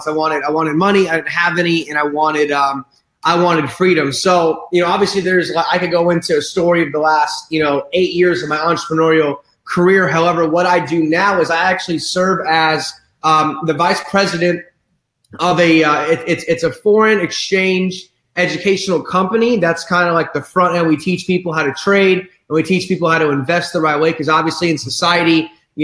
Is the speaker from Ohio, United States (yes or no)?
yes; Bexley, Ohio, United States; I'm from a small town in Ohio, Bexley, Ohio, you know, good old Midwest. And, you know, growing up, we were middle class America.